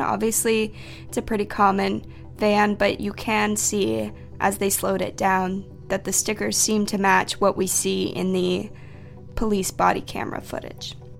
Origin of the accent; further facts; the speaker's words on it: Florida, United States; we're from Florida too